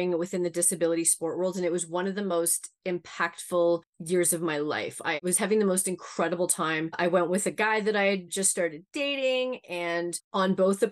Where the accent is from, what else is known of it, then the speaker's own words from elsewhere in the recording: Canada; also born or lived in Ireland; We moved from Ireland to Canada when I was just 3